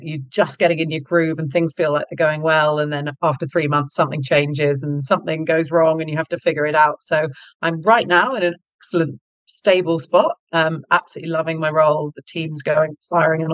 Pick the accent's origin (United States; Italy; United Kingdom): United Kingdom; accent: British; moved away; you can probably tell from my accent, I'm British, so grew up in the UK